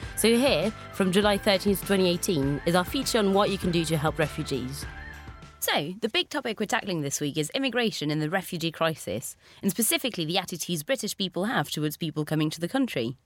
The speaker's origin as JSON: {"language": "English", "country": "France", "tie": "born or raised there", "moved": "as an adult", "lives_now": "London, United Kingdom", "said": "taking the train from my hometown to Paris"}